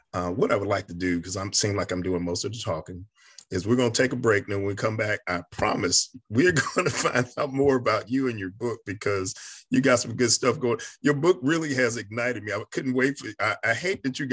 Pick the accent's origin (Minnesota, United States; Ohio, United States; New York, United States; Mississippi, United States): New York, United States; I'm a kid from New York